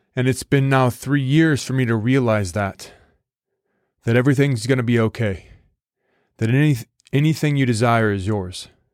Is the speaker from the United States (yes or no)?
yes; United States; an American